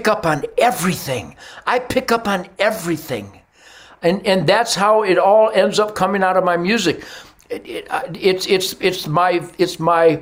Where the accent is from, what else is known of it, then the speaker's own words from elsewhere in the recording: Detroit, Michigan, United States; I was born in Detroit. I was there during the 67 riots